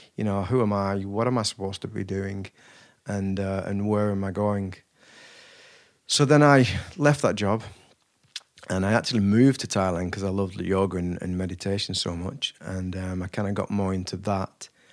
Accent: Wigan, North West England, United Kingdom; I was raised in Wigan

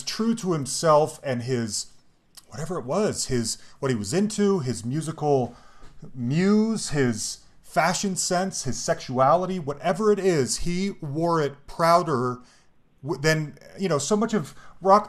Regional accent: Salt Lake City, Utah, United States; I grew up in Salt Lake City, a white Mormon kid

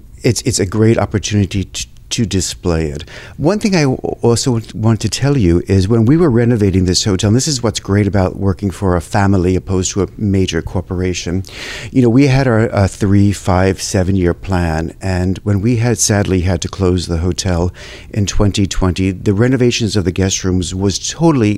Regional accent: New York, United States; accent: New York; moved away as an adult; now in Washington, D.C., United States; it's my accent, that I'm from New York

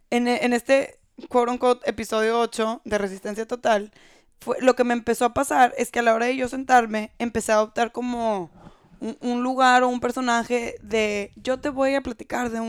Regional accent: Brazil; Spanish is a second language; Soy brasileño. Yo dije, no, hay que ser profesional.

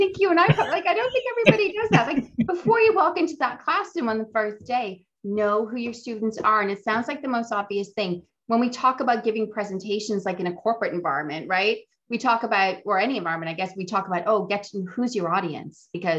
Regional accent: Boston, Massachusetts, United States; I'm originally from Boston. Here's a picture of Boston.

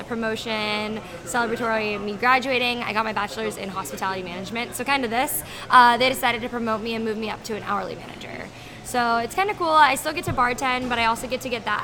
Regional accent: Florida, United States; I'm from Florida.

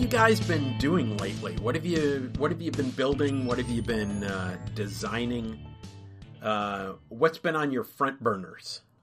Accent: Minnesota, United States; I grew up in Minnesota

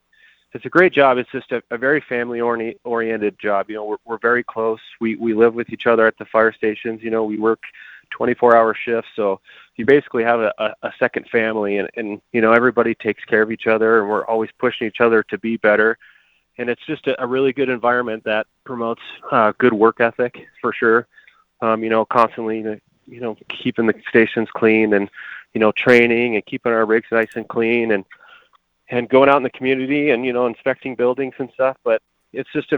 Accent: Colorado Springs, Colorado, United States; I grew up in Colorado Springs. I went to Cheyenne Mountain High School

